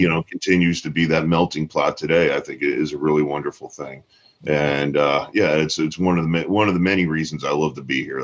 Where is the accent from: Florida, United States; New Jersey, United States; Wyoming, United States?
Florida, United States; Tampa; growing up in Tampa